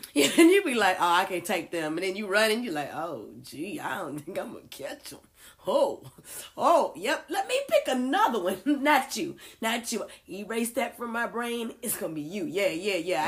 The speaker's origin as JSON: {"language": "English", "town": "Houston", "region": "Texas", "country": "United States", "said": "I'm from Houston"}